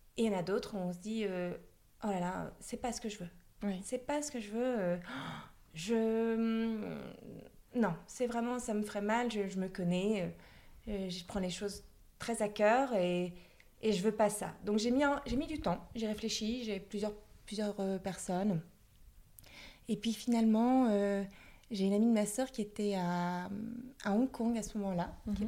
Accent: the Nord, Hauts-de-France, France; je suis originaire du Nord. J'ai fait mes études dans le Nord.

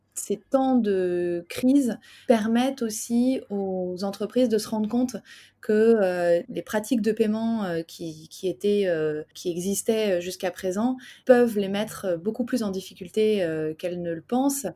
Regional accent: Paris, Île-de-France, France; je suis parisien.

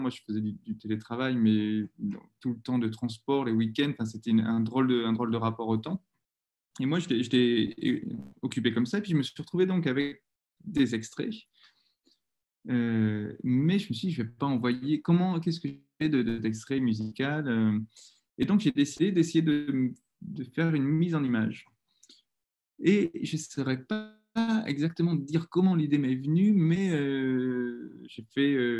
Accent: Bordeaux, Nouvelle-Aquitaine, France; j'ai grandi à Bordeaux, dans un quartier assez calme, tranquille.

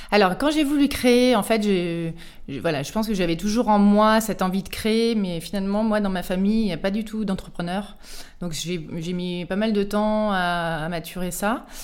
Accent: Auvergne-Rhône-Alpes, France; je suis originaire d'Auvergne, du Cantal. Donc le petit rond bleu, là, sur la carte de la météo, il fait euh, toujours moins 15 degrés.

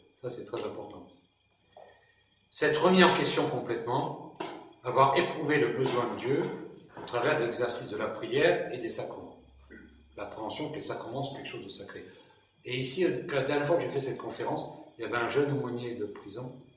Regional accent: Brittany, France; je suis breton.

